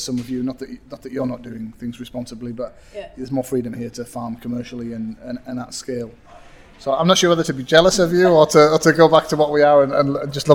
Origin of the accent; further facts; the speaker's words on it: Matterdale, Cumbria, North West England, United Kingdom; accent: northern; it's my northern accent